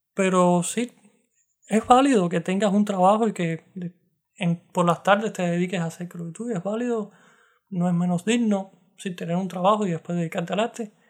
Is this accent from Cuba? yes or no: yes; Cuba; moved away as an adult; un cubano tocando citar